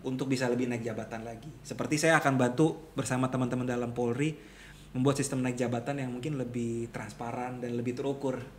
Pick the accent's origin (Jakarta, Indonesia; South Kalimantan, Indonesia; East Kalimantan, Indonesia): Jakarta, Indonesia; kita orang Jakarta